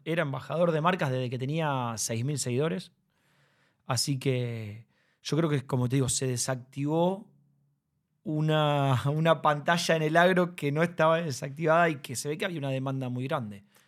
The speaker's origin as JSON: {"language": "Spanish", "town": "Rosario", "region": "Santa Fe", "country": "Argentina", "tie": "born or raised there", "said": "yo nací en Rosario"}